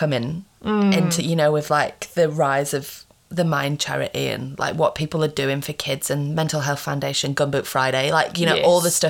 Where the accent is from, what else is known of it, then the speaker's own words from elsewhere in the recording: England, United Kingdom; now in Australia; when I moved over from England to Australia, I was like, not good.